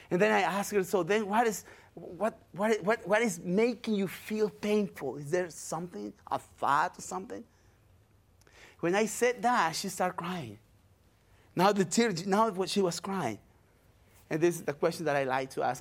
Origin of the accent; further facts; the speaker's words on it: Paraguay; English is a second language; moved away as an adult; also born or lived in Brazil; now in United States; I'm from Paraguay, South America